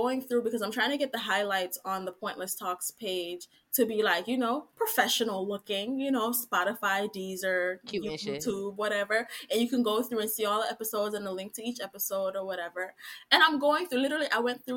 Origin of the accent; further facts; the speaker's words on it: Jamaica; we're Jamaican